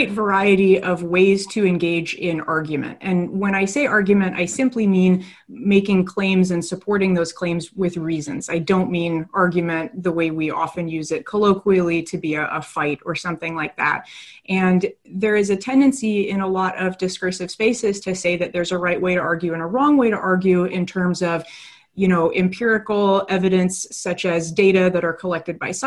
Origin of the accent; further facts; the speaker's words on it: just outside the Portland area, Oregon, United States; moved away as an adult; also born or lived in Salem, Oregon / College Park, Maryland; now in Maryland, United States; I'm originally from Oregon, just right outside of the Portland area. So I'm a West Coast transplant